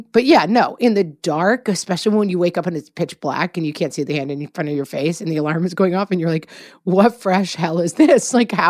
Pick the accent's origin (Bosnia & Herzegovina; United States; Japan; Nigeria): United States; California; now in Texas, United States